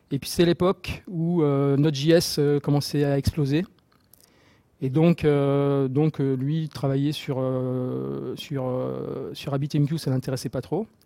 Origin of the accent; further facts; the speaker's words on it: Marseille, Provence-Alpes-Côte d'Azur, France; Euh, je viens de Marseille, donc euh, comme j'ai dit, et je suis là-bas euh, aussi Marseille Java User Group Leader.